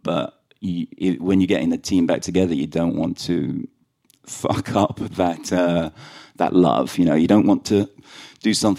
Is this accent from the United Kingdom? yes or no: yes; London, United Kingdom; accent: very London; also born or lived in Sligo, Ireland; we grew up in London